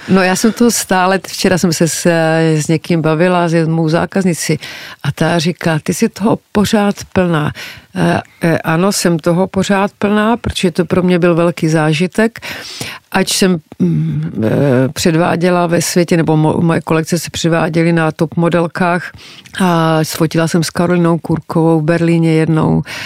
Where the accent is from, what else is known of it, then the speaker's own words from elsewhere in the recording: Czechia; jsem z Československa